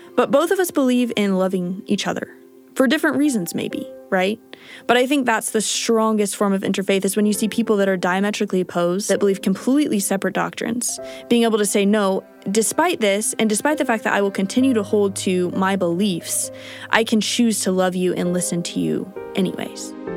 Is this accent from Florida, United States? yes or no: no; Kansas, United States; moved away as an adult; now in Utah, United States; I am from Kansas. Growing up in Kansas is a pretty typical Midwestern story